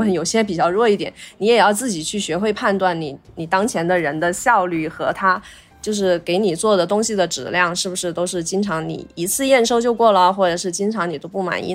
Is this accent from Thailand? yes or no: no; Chongqing, China; 作为重庆人的话，我还是想， 想在重庆工作嘛